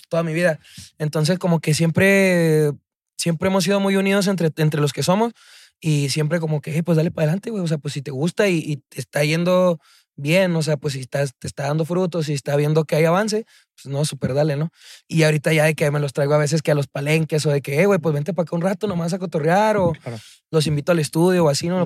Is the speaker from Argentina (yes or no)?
no; Chihuahua, Mexico; moved away as an adult; now in Mexico City, Mexico; yo soy de Chihuahua, o sea, soy, soy originario de Chihuahua